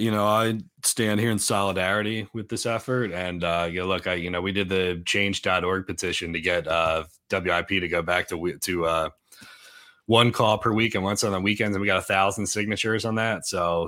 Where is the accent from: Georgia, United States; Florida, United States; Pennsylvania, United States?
Pennsylvania, United States; Boyertown; I'm from Boyertown.